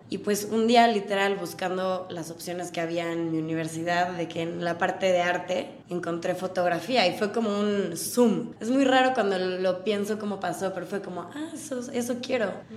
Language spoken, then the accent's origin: Spanish; Puebla, Mexico; also born or lived in United States; Soy muy mexicana. Entonces no existía, soy de Puebla